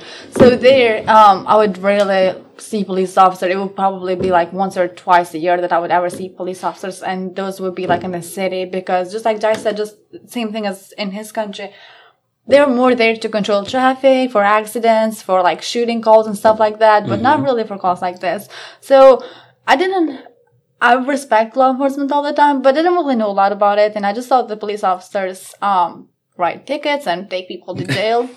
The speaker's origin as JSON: {"language": "English", "country": "Kosovo", "tie": "born or raised there", "second_language": "English", "moved": "yes", "lives_now": "Chesterfield County, United States", "said": "I grew up on Kosovo, which is almost more on like Southeast Europe."}